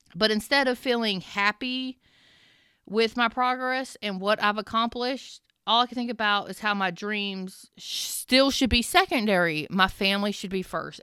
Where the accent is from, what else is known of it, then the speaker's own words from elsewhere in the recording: the South, United States; I'm from the South